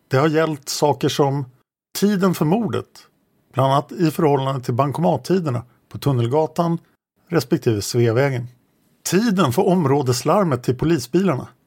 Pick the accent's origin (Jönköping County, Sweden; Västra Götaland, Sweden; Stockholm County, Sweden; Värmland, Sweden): Stockholm County, Sweden; Stockholm; Dessutom växte jag upp i Sköndal-Farsta under den absolut svåraste perioden på 60 och 70-talen.